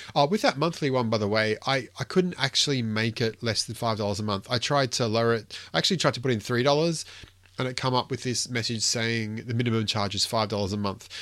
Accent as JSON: {"language": "English", "region": "Queensland", "country": "Australia", "said": "me being a, being a Queenslander"}